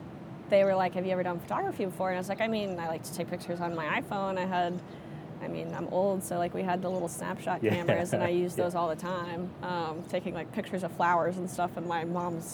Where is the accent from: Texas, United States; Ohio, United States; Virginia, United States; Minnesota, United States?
Virginia, United States; moved away as an adult; now in Charlotte, United States; I'm from Virginia.